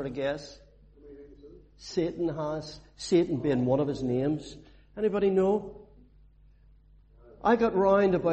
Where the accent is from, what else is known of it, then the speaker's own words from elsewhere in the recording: Belfast, Northern Ireland, United Kingdom; where I grew up in Belfast. It was a rough place